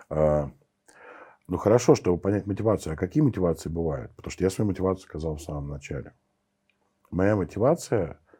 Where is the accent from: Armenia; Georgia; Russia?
Armenia; я, я армянин, и я в армянской сети